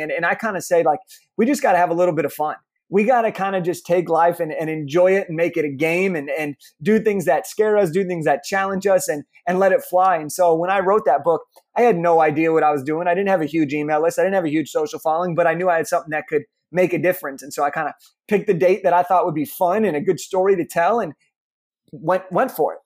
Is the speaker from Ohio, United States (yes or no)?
no; Los Angeles, California, United States; I grew up in Los Angeles, California